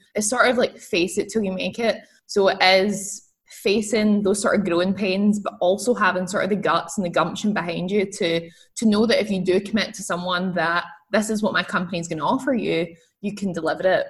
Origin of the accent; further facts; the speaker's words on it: Scotland, United Kingdom; I'm, I'm from Scotland. So I grew up in Scotland